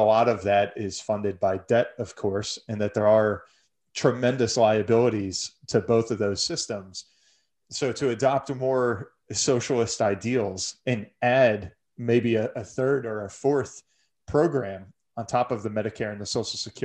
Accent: United States; as an American

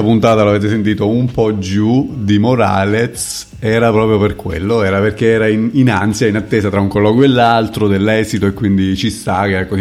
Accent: near Pescara, Abruzzo, Italy; dalle, dalle mie parti, vicino Pescara e la periferia di Pescara

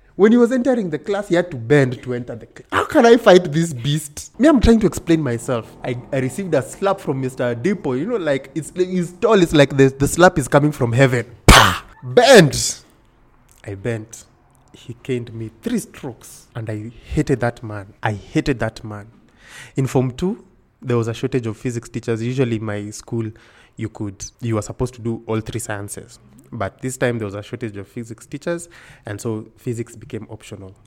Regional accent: Kisumu, Kisumu County, Kenya; moved away as an adult; also born or lived in Nairobi / Siaya; I was born in Nairobi. In ninety-one. In ninety-two, my parents moved to Kisumu. And I grew up in Kisumu my whole life up until I was now joining university and then I came to Nairobi.

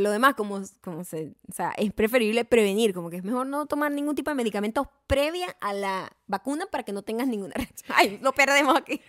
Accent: Punto Fijo, Falcón, Venezuela

